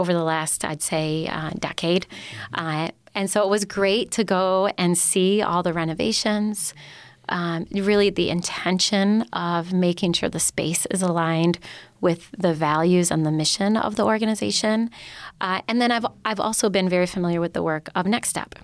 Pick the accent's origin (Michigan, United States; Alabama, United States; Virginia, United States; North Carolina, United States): Michigan, United States; Upper Peninsula; I grew up in the Upper Peninsula